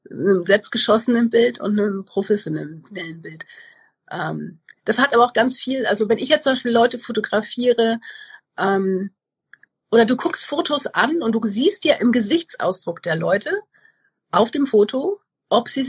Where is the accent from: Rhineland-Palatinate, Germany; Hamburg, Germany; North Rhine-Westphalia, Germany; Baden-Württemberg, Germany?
North Rhine-Westphalia, Germany; Cologne; ich bin aus Köln